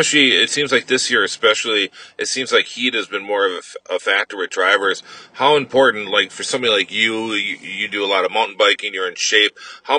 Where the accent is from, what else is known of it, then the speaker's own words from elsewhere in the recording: Milwaukee, Wisconsin, United States; accent: Wisconsin; That's my Wisconsin accent all this time. It's IMSA, not IMSA. My Milwaukee-ness is showing.